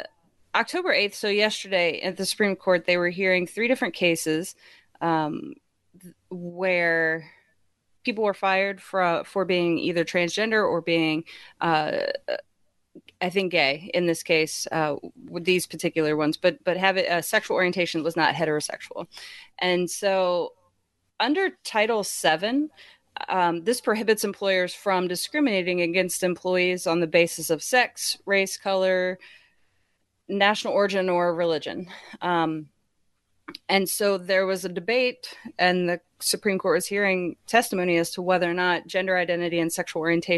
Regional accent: Winchester, Virginia, United States; I grew up in Winchester, Virginia, where they have the Apple Blossom Festival, and we celebrate the apples every year. It's like this big apple area.

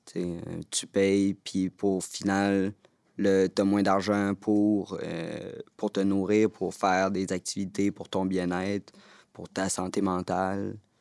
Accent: Montreal, Quebec, Canada; Je viens de Montréal

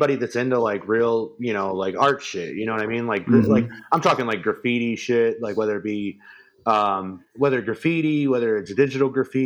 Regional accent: Albany, New York, United States; I grew up in upstate New York. And right around Albany area

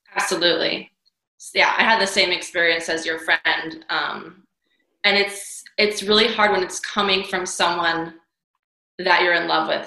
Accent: New York City, New York, United States; moved away; also born or lived in Hawaii; I'm from New York City. I trained in ballet, went to School of American Ballet for many years

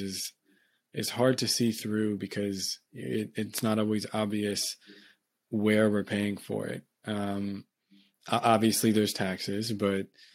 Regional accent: United States; I'm someone who in America, you know, grew up using a lot of the very helpful kind of public services

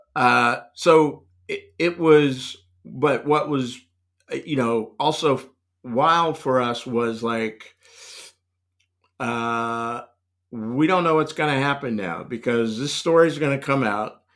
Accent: Raleigh, North Carolina, United States; moved away; also born or lived in Los Angeles; I was born in North Carolina, um, but, uh, you know, essentially, I grew up in, in Raleigh

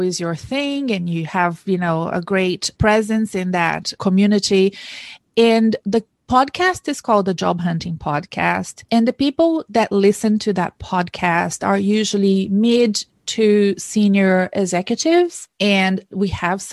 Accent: Brazil; now in Australia; I'm from Brazil

